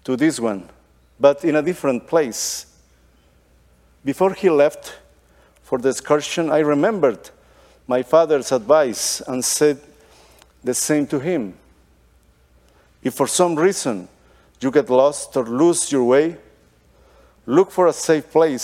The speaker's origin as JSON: {"language": "English", "country": "Guatemala", "tie": "born or raised there", "also_born_or_lived": "Costa Rica", "moved": "yes", "lives_now": "Texas, United States", "said": "I was born in Guatemala"}